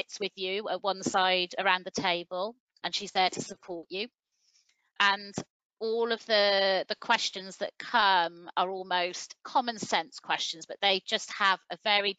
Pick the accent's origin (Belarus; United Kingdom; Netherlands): United Kingdom; Welsh, Wales; we're Welsh